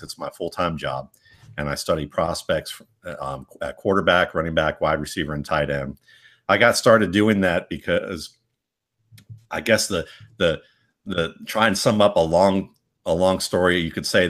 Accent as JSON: {"language": "English", "region": "Georgia", "country": "United States", "said": "decided to go to the University of Georgia because it was the only school I could afford because I was from Georgia at the time"}